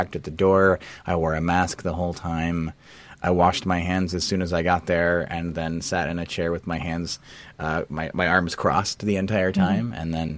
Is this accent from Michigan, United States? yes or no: no; South Texas, United States; moved away as an adult; now in Washington, United States; I'm from South Texas, and I have been living in Washington since 2003